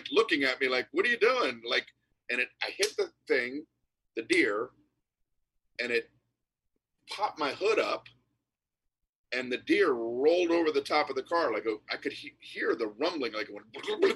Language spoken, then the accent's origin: English; Miami, Florida, United States; moved away as an adult; also born or lived in New York; I'm from Miami, Florida